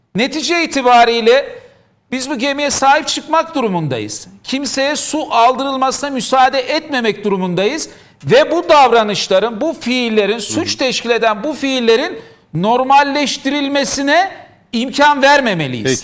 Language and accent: Turkish; Diyarbakır, Diyarbakır Province, Turkey; ben Diyarbakırlıyım.